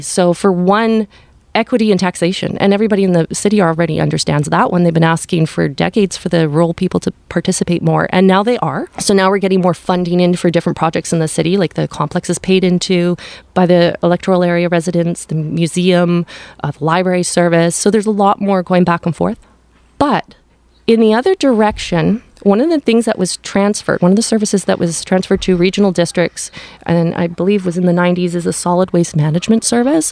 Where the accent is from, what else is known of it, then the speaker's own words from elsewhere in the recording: Powell River, British Columbia, Canada; also born or lived in White Rock, British Columbia; I grew up in Westview, and I'm just outside of the municipality right now